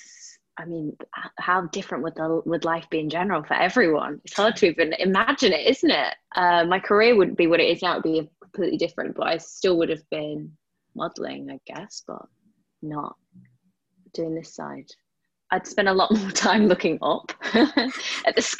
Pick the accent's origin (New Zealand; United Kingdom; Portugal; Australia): United Kingdom; I am a British model